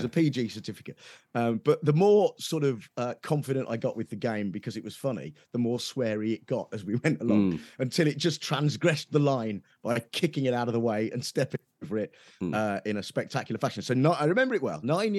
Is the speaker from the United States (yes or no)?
no; Nuneaton, West Midlands, United Kingdom; so I grew up in Nuneaton, right in the West Midlands. And while it's not quite Birmingham, there's a sort of Birmingham edge to that accent in Nuneaton, right? So my folks are still there and they still sort of have it.